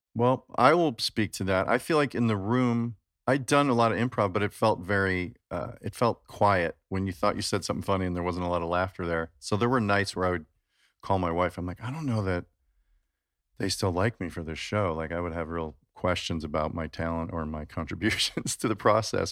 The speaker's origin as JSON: {"language": "English", "town": "Chicago", "region": "Illinois", "country": "United States", "tie": "born or raised there", "said": "I grew up in Chicago"}